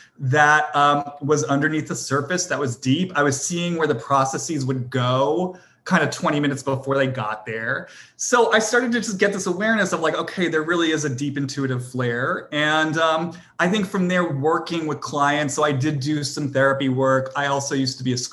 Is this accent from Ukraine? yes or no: no; Boston, Massachusetts, United States; I'm from Boston, you know, I went to prep school